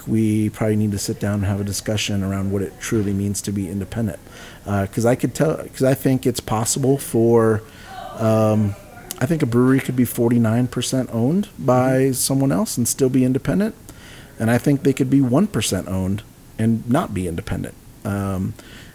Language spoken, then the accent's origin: English; San Antonio, Texas, United States; my hometown of San Antonio